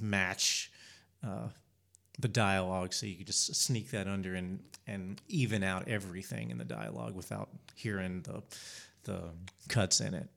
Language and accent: English; Spartanburg, South Carolina, United States; I grew up in Spartanburg.